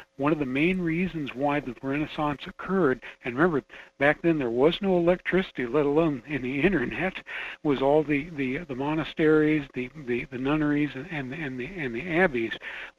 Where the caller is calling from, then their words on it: Fairbanks, Alaska, United States; calling from Fairbanks on KFAR.